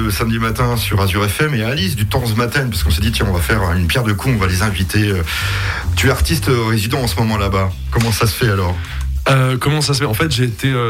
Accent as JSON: {"language": "French", "town": "Strasbourg", "region": "Grand Est", "country": "France", "said": "moi, je suis, je suis de Strasbourg."}